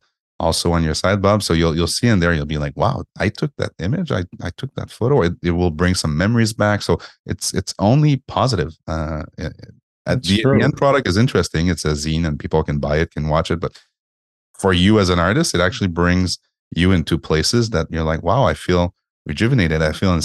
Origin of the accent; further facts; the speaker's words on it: Montreal, Quebec, Canada; I'm from Montreal, right?